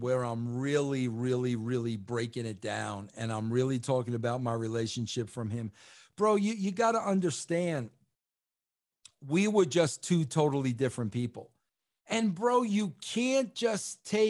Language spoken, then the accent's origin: English; New York, United States; I'm a New Yorker and I've got an accent